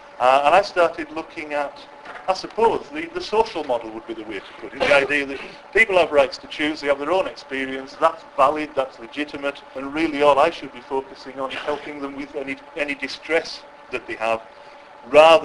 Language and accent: English; West Cumbria, North West England, United Kingdom; I'm from West Cumbria, so that's where the accent is